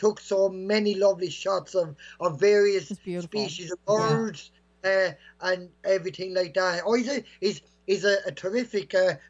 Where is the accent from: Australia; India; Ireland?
Ireland; Bagnallstown, Leinster; She lives in Park Mirror, actually, where I grew up in okay. Bagnallstown.